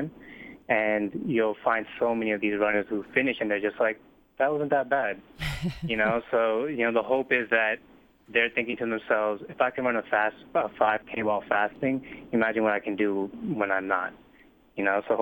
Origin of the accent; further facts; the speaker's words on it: Boston, Massachusetts, United States; I'm from Boston